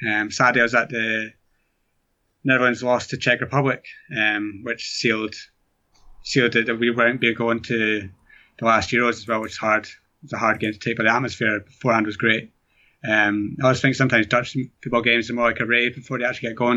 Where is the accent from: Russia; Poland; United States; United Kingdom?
United Kingdom; Scotland; being from Scotland